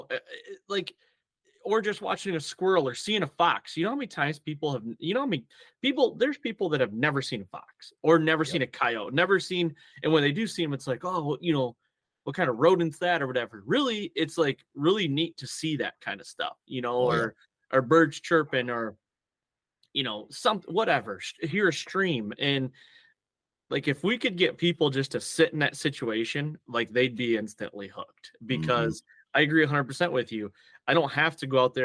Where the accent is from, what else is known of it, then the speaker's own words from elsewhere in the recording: Michigan, United States; so I grew up in Michigan in a heavy tradition, deer hunting tradition